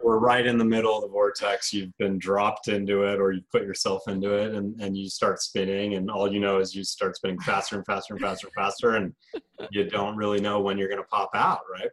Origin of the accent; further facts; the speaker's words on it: Colorado, United States; I'm from Colorado originally born and raised.